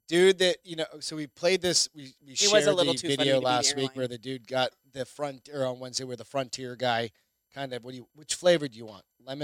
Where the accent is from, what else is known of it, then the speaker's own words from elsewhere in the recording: New Hampshire, United States; moved away; also born or lived in Phoenix, Arizona; New Hampshire